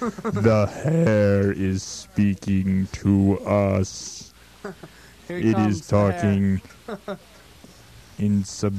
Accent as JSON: {"language": "English", "region": "the South", "country": "United States", "said": "I'm from the South"}